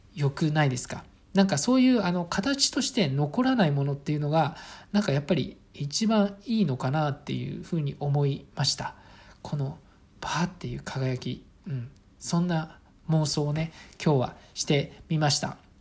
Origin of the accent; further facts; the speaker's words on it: Saitama, Japan; ちなみに私は埼玉県の、あの、まあ、本当に、えっ、ー、と、田舎町の出身です